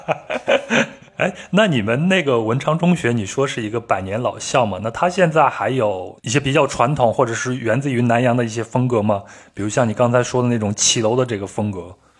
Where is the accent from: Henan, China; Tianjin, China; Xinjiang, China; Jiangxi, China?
Henan, China; moved away; 我的老家在河南